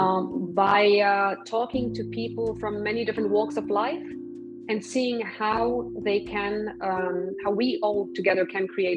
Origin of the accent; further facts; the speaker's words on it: Poland; now in Brussels, Belgium; I'm from Poland. I've been living in Brussels for a number of years now, but originally I'm from